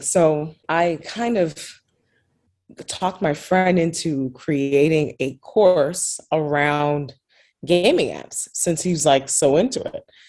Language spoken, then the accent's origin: English; New York City, New York, United States; Born and raised in Brooklyn, New York